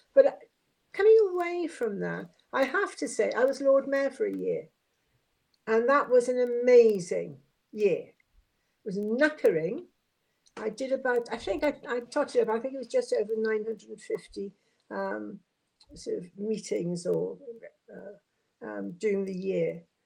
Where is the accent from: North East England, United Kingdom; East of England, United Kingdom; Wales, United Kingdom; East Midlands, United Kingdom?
Wales, United Kingdom; Swansea; moved away as an adult; also born or lived in Aberystwyth / London; now in Portsmouth, United Kingdom; as you can tell by my accent, I'm not a native of Portsmouth. I come originally from Swansea.